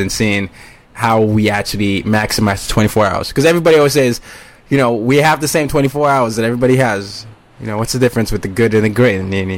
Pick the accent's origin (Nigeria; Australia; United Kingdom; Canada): Nigeria; I had the Lion King experience because I was from Nigeria